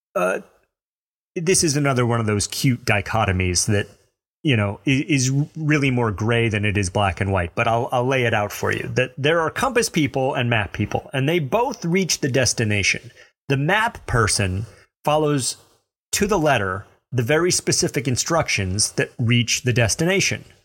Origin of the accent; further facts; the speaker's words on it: Mobile, Alabama, United States; accent: Southern; I grew up in Mobile, Alabama. I earned that accent